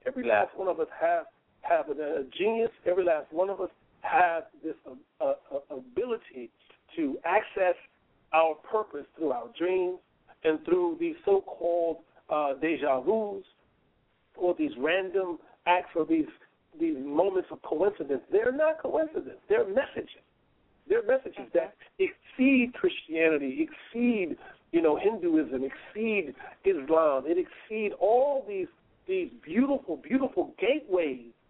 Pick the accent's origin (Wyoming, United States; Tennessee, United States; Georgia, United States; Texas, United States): Texas, United States; Houston; moved away as an adult; also born or lived in Brooklyn, New York; my attorney, Ricky Anderson, there in my hometown of Houston